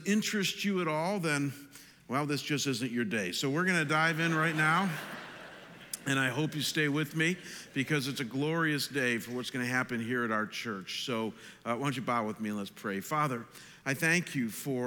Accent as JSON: {"language": "English", "town": "Chagrin Falls", "region": "Ohio", "country": "United States", "tie": "born or raised there", "said": "my hometown of Chagrin Falls, Ohio"}